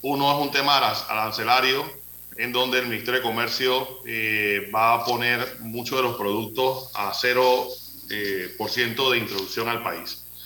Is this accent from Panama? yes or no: yes; Panama; como panameños